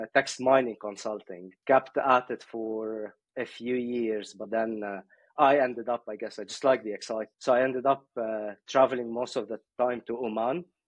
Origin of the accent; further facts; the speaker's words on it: Beirut, Beirut Governorate, Lebanon; now in United Kingdom; I was born I was born in Beirut.